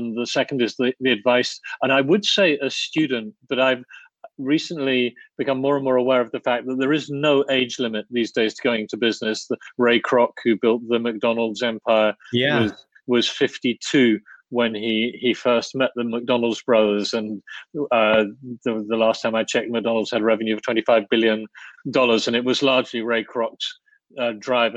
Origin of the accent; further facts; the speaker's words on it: United Kingdom; now in Krakow, Poland; I grew up in the United Kingdom